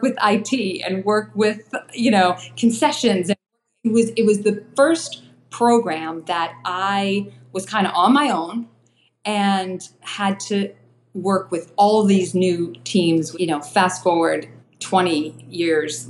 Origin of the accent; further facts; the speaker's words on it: Newton, Massachusetts, United States; I grew up in Newton, Massachusetts, and I'm just probably 6 minutes down the road kind of from Newton.